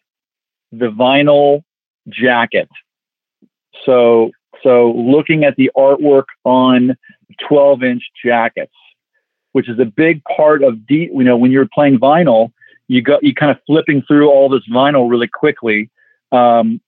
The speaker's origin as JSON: {"language": "English", "town": "Los Angeles", "region": "California", "country": "United States", "tie": "born or raised there", "said": "Growing up in the San Fernando Valley in Los Angeles"}